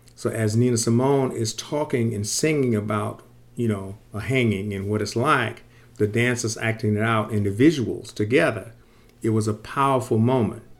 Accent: Sarasota, Florida, United States; I grew up in Sarasota, Florida

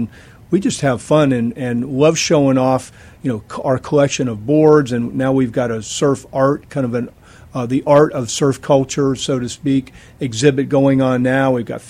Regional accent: Florida, United States; And of course, I grew up in Florida

